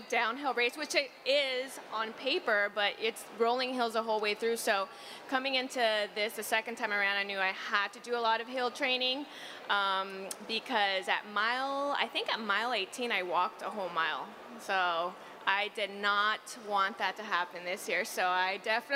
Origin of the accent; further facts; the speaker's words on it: the Valley, Southern California, United States; I'm from the Valley in Southern California where it's 90 degrees most of the time